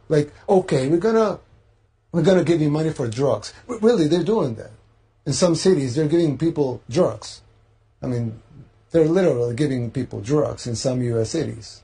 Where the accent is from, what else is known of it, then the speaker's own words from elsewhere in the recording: El Salvador; I'm from El Salvador, third world country in Central America